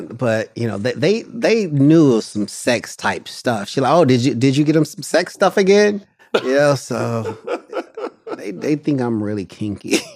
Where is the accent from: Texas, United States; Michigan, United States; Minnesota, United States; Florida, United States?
Michigan, United States; Detroit; moved away as an adult; also born or lived in St. Louis, Missouri; now in Los Angeles, United States; I'm from Detroit and I lived in a lot of different places in the country